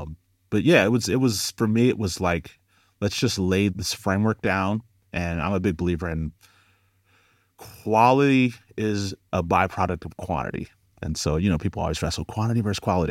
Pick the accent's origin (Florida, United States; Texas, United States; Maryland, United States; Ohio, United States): Ohio, United States; Cleveland; moved away as an adult; now in Los Angeles, United States; I'm from Cleveland, Ohio originally. Now I live in L A. Been in L A for about eight years.